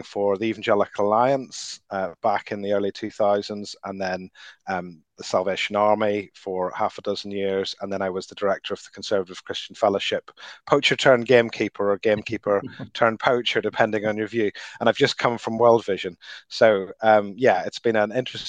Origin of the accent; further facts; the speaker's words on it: Northern Ireland, United Kingdom; moved away as an adult; also born or lived in London; I grew up in Northern Ireland in the 1980s